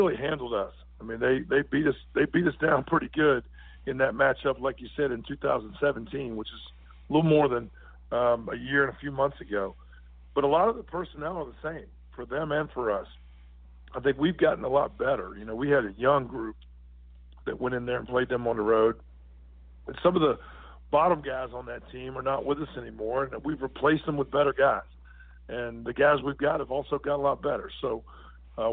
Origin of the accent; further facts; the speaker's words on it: Virginia, United States; now in Irvine, United States; I grew up in Virginia